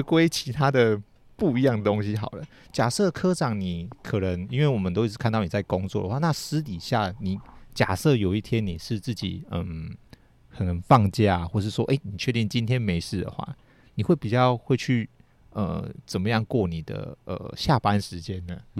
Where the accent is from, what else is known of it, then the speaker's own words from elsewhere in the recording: Taiwan; 其实我们台湾人